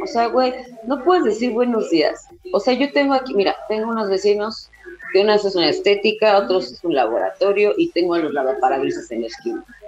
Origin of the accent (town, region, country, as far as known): Mexico